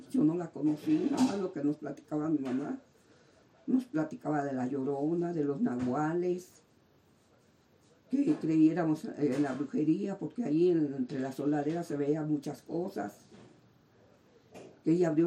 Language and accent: Spanish; Tlalnepantla, State of Mexico, Mexico; Llegamos porque este, veníamos de Sonora, venía mi mamá y mi papá de Sonora, y fue cuando se establecieron ahí en, Tlanepantla. Y yo ya venía de dos años, pero yo nací en el DF